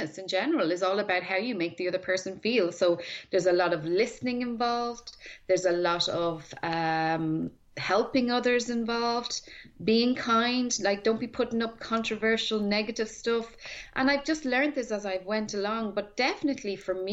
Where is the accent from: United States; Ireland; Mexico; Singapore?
Ireland; Tallaght, Leinster; I grew up in Talla, okay. Which was down the road from Blessington